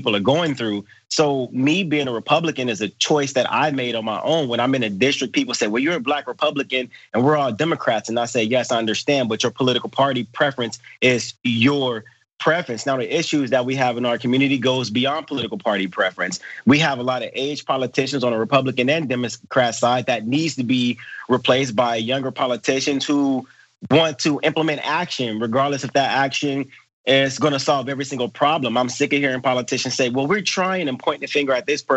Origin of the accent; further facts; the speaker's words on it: Los Angeles, California, United States; I live in the inner city. I'm from South Central Los Angeles